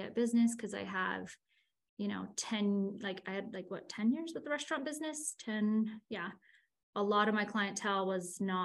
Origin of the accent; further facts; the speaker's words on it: Northern California, United States; moved away as an adult; now in Utah, United States; I'm from Northern California